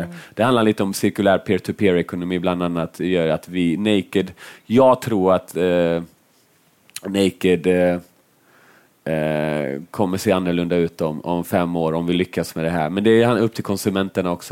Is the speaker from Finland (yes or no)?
yes; Finland; jag är finne